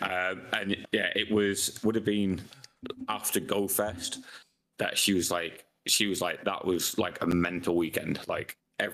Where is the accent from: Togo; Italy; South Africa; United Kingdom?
United Kingdom; maybe it's because we're British and like we just fucking love pubs.